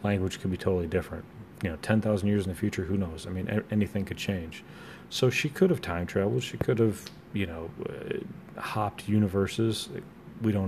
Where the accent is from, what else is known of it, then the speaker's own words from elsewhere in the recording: United States; I'm an American